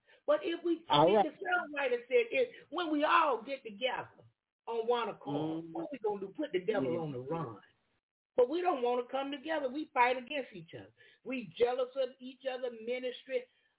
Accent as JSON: {"language": "English", "region": "Florida", "country": "United States", "said": "I'm from Florida. Yeah, I'm from Florida."}